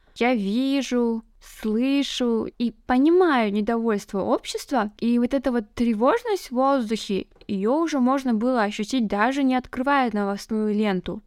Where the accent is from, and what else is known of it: Kazakhstan; now in Almaty, Kazakhstan